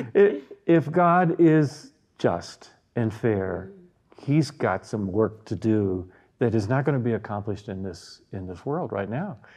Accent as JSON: {"language": "English", "region": "the Bible Belt", "country": "United States", "tie": "born or raised there", "moved": "yes", "lives_now": "Evergreen, United States", "said": "being born in the Bible Belt in the United States"}